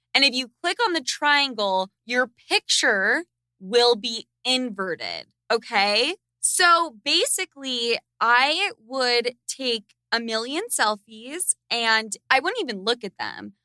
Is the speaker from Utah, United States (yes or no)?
yes; Sandy, Utah, United States; I grew up in Sandy, Utah